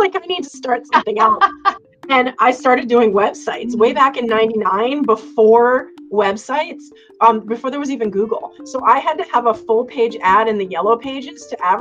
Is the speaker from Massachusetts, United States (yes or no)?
yes; Cape Cod, Massachusetts, United States; I grew up on Cape Cod and I lived on the beach